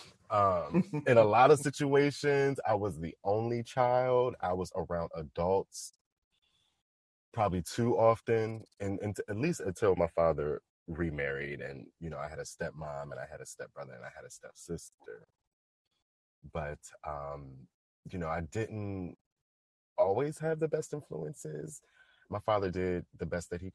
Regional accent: Waldorf, Maryland, United States; I grew up in Southern Maryland

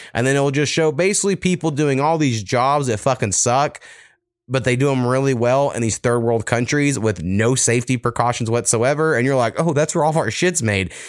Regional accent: Waurika, Oklahoma, United States; my hometown of Waurika

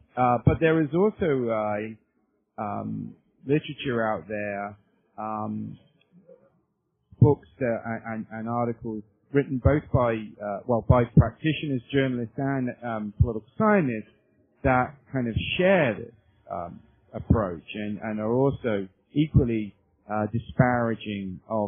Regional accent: United Kingdom; moved away as an adult; now in United States; I'm not a native of the United States. I'm from the United Kingdom originally, and I came over to the U.S. In the late 1980s as a graduate student.

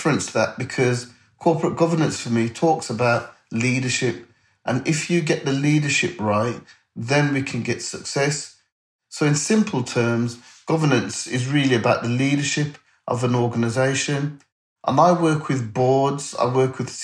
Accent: Birmingham, West Midlands, United Kingdom; I grew up in Perry Bar

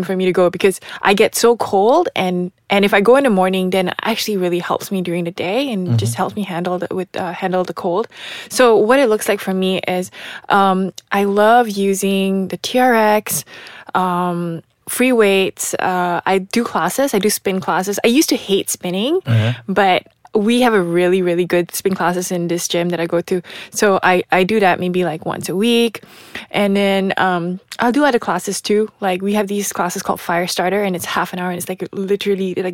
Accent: Malaysia; moved away; growing up in Malaysia

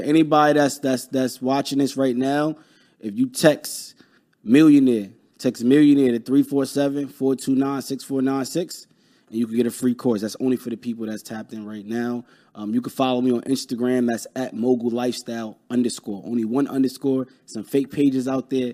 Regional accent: New York City, New York, United States; I'm from Brooklyn

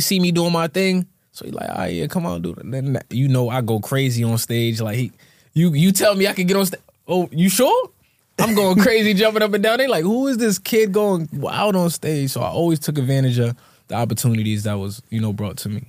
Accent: Bloomfield, Connecticut, United States; I grew up in Bloomfield, Connecticut, so shout out to Bloomfield.

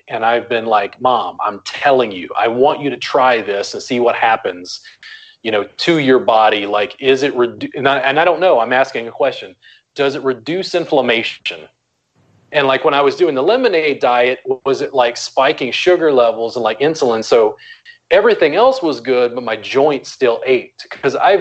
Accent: South Louisiana, United States; I grew up in South Louisiana. Cornbread, red beans, and rice is like gumbo, you know, roux is like just a part of the culture I grew up

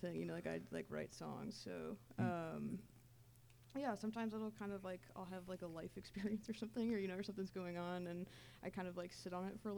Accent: Minneapolis, Minnesota, United States; now in Olympia, United States; I'm from Minnesota. I'm from the Twin Cities.

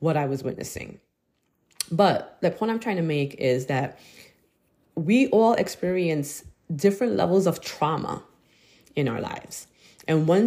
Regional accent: New York City, New York, United States; I was growing up in Brooklyn

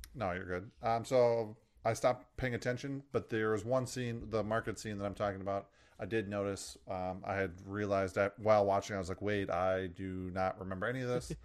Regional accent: United States; as an American

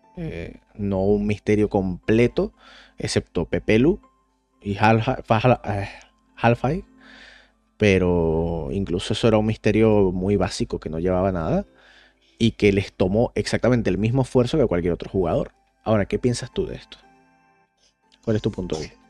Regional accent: Caracas, Venezuela; moved away; cuando yo me fui de Venezuela

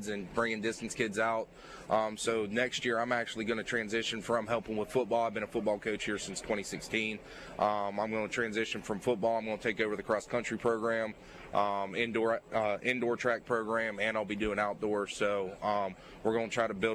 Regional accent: Pittsburgh, Pennsylvania, United States; moved away as an adult; now in Mobile, United States; I grew up in Pittsburgh. My family's from Western Ohio

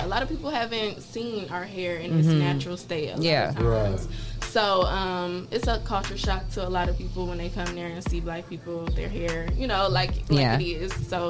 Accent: Detroit, Michigan, United States; also born or lived in Bowling Green, Ohio; So, I grew up in Detroit.

